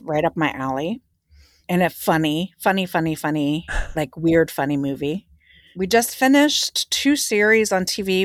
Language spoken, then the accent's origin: English; Philadelphia, Pennsylvania, United States; I was from Philadelphia